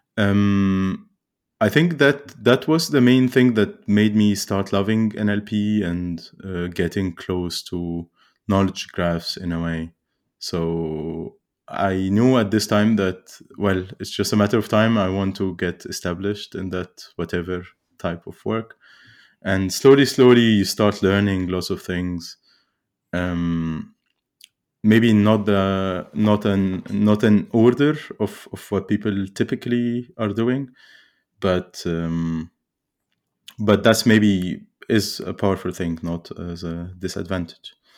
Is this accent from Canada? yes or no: no; Cairo, Cairo Governorate, Egypt; I grew up in Cairo